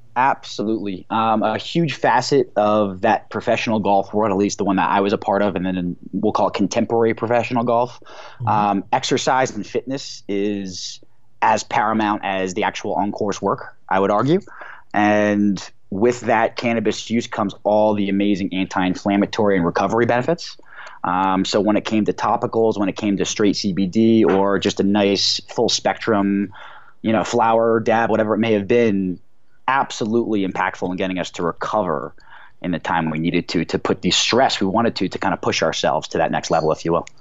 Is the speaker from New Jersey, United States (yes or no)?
yes; New Jersey, United States; now in Denver, United States; I grew up in New Jersey, the New York City area